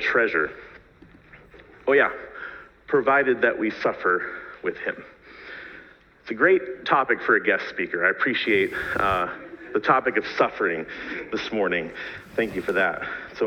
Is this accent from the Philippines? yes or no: no; Pittsburgh, Pennsylvania, United States; moved away as an adult; also born or lived in East Africa; I'm a proud Pittsburgher. I grew up in that area